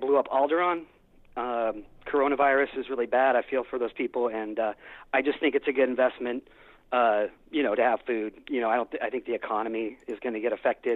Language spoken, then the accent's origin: English; San Francisco, California, United States; I'm from San Francisco